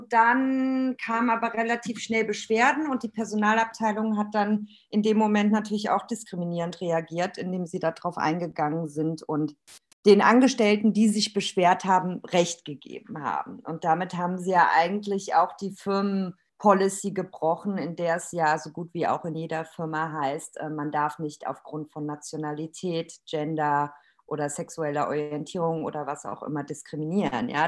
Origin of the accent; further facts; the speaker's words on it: Romania; born there; ich bin tatsächlich in Rumänien geboren. Meine Mama ist Rumänin und mein Vater ist der Palästinenser.